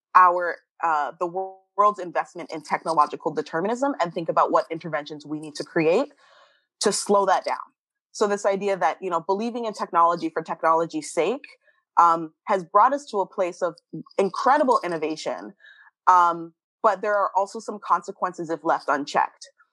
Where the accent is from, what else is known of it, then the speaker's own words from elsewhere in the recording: Canada; moved away; as a Canadian